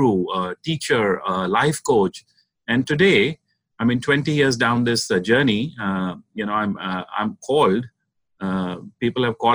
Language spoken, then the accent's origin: English; India; I'm originally from India, and I was born into a family of entrepreneurs